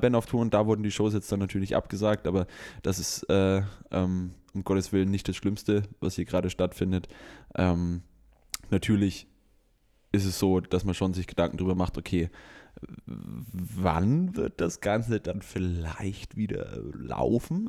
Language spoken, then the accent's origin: German; Germany; bei uns hier in Deutschland mit unserem sozialen Background, mit unserem kulturellen Background